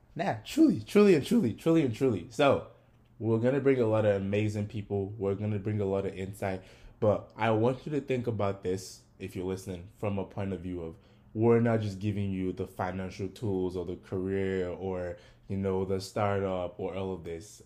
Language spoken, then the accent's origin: English; Ogun State, Nigeria; now in United States; I was also born and raised in Nigeria. I am from Ogun State